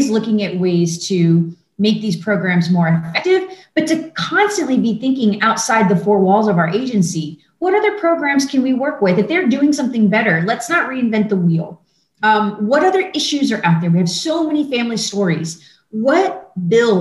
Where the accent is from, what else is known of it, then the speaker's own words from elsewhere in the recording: Pasadena, Texas, United States; moved away as an adult; now in San Antonio, United States; I grew up in the Houston area in Pasadena